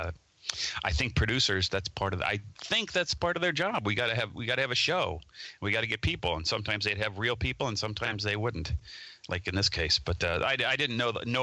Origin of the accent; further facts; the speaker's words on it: Cincinnati, Ohio, United States; moved away as an adult; now in Los Angeles, United States; I grew up in Cincinnati